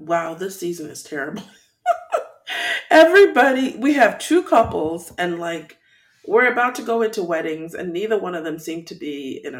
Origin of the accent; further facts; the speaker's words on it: Katy, Texas, United States; I grew up in Katy.